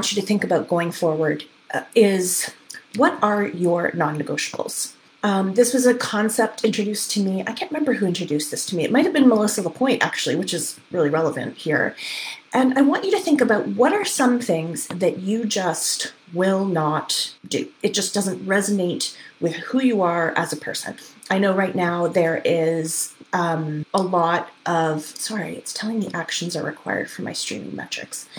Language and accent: English; Canada; as a Canadian